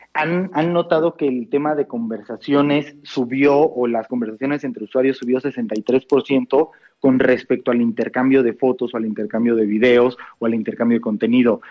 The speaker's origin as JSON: {"language": "Spanish", "country": "Mexico"}